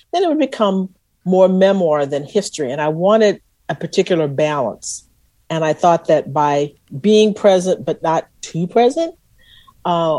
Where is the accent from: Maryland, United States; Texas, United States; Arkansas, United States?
Texas, United States; I was from Texas